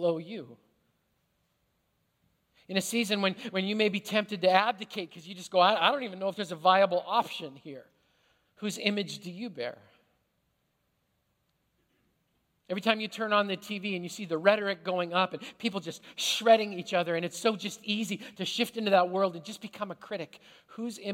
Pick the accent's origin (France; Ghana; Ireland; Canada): Canada; now in United States; as a Canadian who immigrated to this country